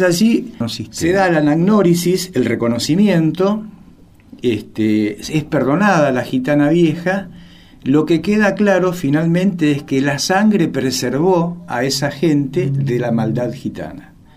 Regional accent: Argentina; soy un escritor argentino de origen gitano

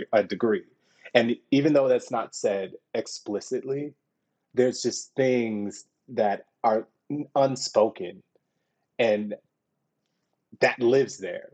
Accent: Houston, Texas, United States; moved away as an adult; also born or lived in Fort Worth, Texas; I'm from Houston, Texas

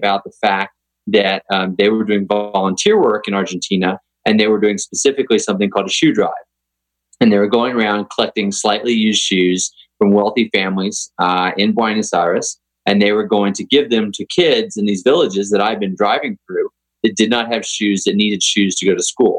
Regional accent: Texas, United States; I grew up in Texas riding horses, but had never played polo

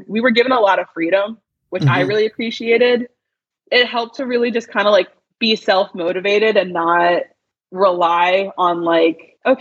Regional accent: New Jersey, United States; now in Washington, D.C., United States; I'm from South Jersey

